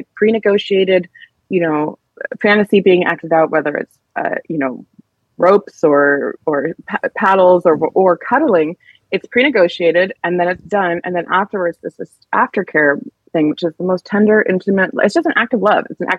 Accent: Seattle, Washington, United States; I grew up in Seattle

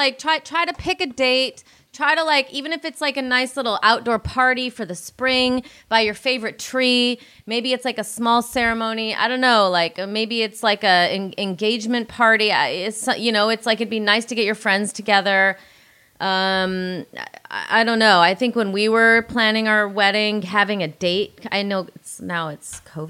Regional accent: Illinois, United States; I'm from Illinois

